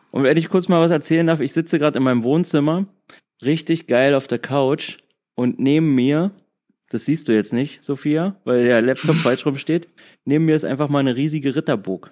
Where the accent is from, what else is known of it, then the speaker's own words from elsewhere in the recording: Frankfurt, Hesse, Germany; now in Berlin, Germany; ursprünglich komme ich aus Frankfurt